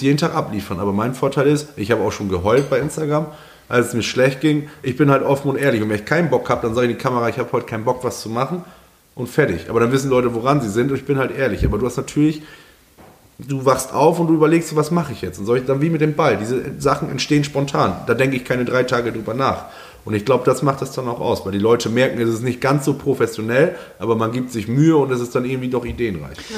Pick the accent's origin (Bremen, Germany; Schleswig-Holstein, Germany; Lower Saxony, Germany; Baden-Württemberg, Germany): Lower Saxony, Germany; East Frisia; moved away as an adult; also born or lived in Berlin; ich bin halt voll das Heimwehkind, voller Ostfriese und ich musste zurück in die Heimat